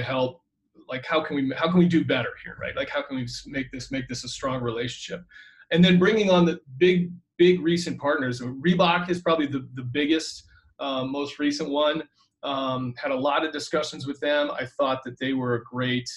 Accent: Natick, Massachusetts, United States; moved away; I grew up in Natick, Massachusetts

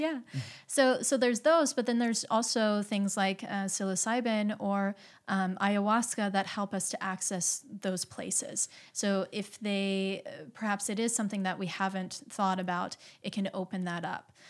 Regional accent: Midwest, United States; I grew up in the Midwest

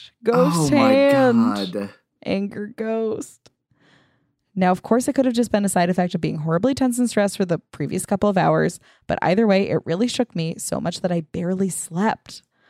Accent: Nantucket, Massachusetts, United States; I am from Nantucket, Massachusetts, and used to give tours in the oldest house on the island.

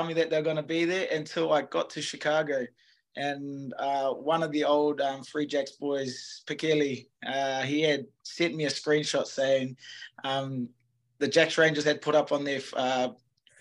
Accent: New Zealand; moved away as an adult; now in United States; we don't like to be known as Australians

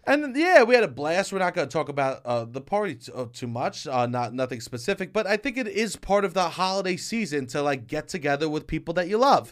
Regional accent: New York City, New York, United States; I grew up in Staten Island

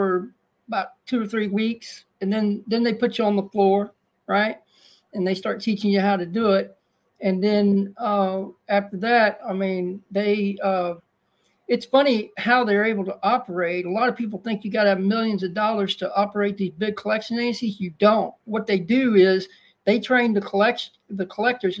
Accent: Dacus, Texas, United States; also born or lived in Houston, Texas; I was raised in a small country town called Dacus, Texas

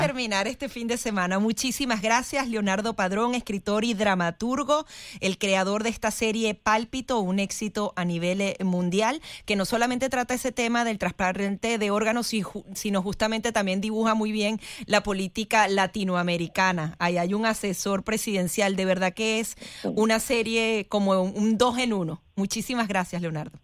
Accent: Venezuela; los venezolanos tenemos esa nostalgia

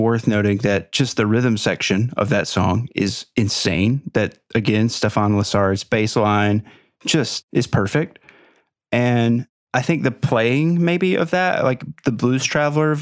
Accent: the South, United States; I grew up in the South

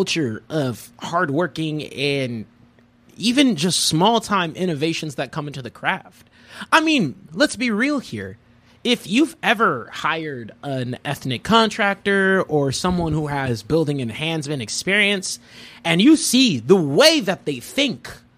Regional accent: United States; born or raised there

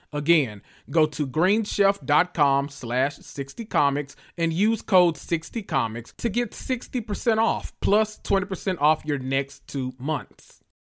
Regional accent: the South, United States; I'm from the South

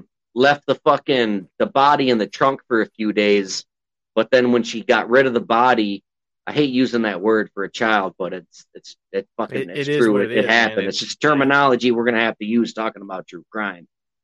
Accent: Florida, United States; But my main concern is like the ones you remember that happened in Florida, growing up in Florida, like local news.

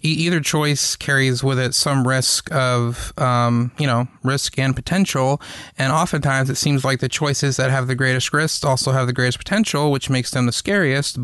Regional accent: the South, United States; growing up in the South

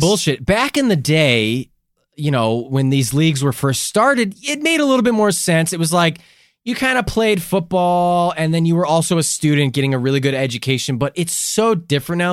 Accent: Chicago, Illinois, United States; I grew up in Chicago

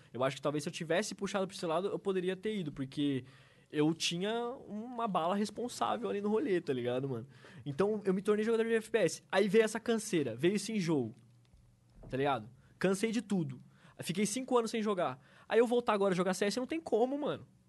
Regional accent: Avaré, São Paulo, Brazil; moved away as an adult; now in São Paulo, Brazil; durante toda a minha adolescência, infância, lá, lá em Avaré, quando eu morava com meus pais

